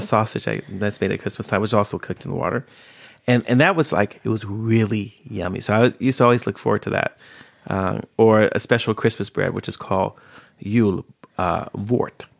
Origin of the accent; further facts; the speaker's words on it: Bay Area, Northern California, United States; moved away as an adult; now in Sweden; I grew up in California, in Northern California, where, in, in, in the Bay Area